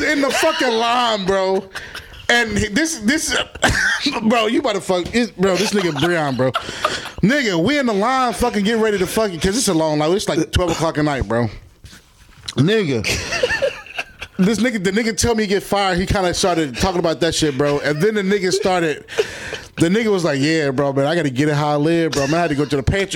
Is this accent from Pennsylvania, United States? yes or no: yes; Philadelphia, Pennsylvania, United States; I'm from Philadelphia, Pennsylvania